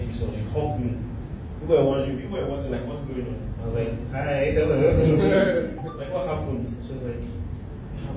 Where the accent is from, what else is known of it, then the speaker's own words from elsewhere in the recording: Nigeria; being Nigerian